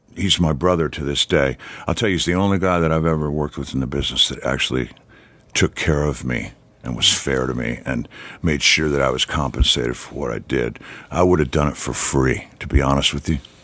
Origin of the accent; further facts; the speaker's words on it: Detroit, Michigan, United States; moved away; I grew up in Detroit.